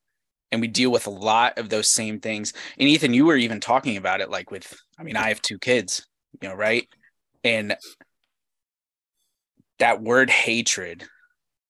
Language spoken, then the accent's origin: English; United States; my experience as an American